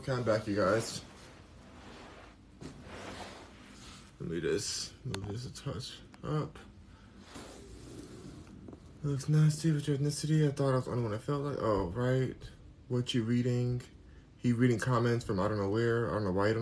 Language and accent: English; United States; I'm American.